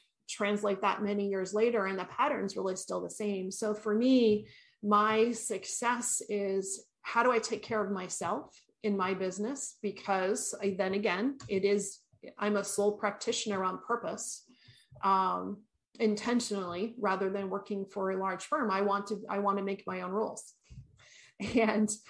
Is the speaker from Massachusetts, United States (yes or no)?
no; Maine, United States; moved away as an adult; also born or lived in New Hampshire; now in California, United States; I grew up in Maine, between Maine and New Hampshire, and we raised our kids there.